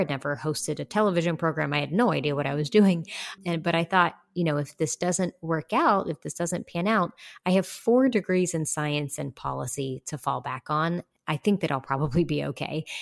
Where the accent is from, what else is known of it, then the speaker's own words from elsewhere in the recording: West Virginia, United States; moved away as an adult; my home state of West Virginia because that's where my people are. I grew up there